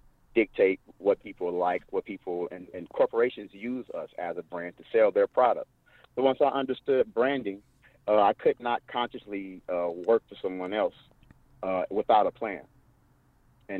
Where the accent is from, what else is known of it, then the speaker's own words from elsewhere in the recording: Detroit, Michigan, United States; I grew up in Detroit, Michigan, one of the most segregated cities in America